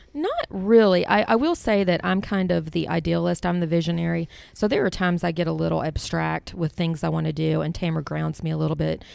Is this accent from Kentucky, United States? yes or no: yes; Kentucky, United States; We're born and raised in Kentucky